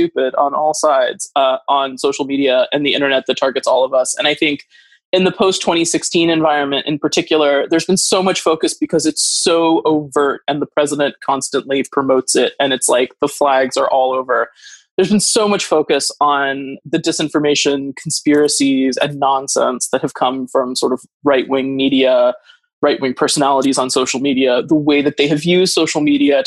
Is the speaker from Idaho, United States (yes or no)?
yes; Northern Idaho, United States; moved away; where I grew up in Idaho, where Northern Idaho doesn't really want the government to exist